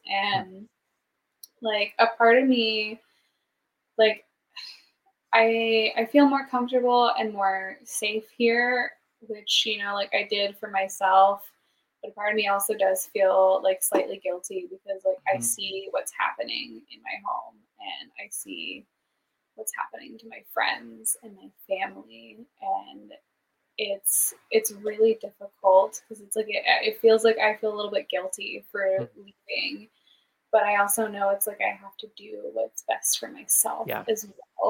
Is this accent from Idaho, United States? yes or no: yes; Idaho, United States; moved away as an adult; now in Seattle, United States; I'm like, from Idaho.